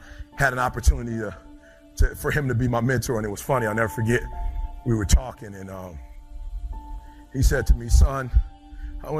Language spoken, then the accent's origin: English; Detroit, Michigan, United States; I'm from Detroit, high school dropout. Nobody on my block is an author